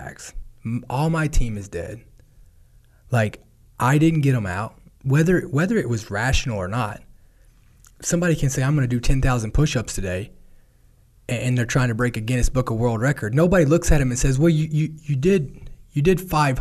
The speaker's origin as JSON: {"language": "English", "region": "Kentucky", "country": "United States", "tie": "born or raised there", "said": "my hometown"}